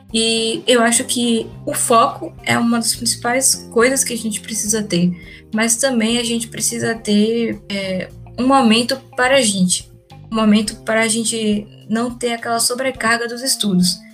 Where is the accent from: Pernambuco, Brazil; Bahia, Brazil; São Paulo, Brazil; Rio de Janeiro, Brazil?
Bahia, Brazil; Salvador; Eu sou daqui de Salvador, minha família toda é daqui de Salvador.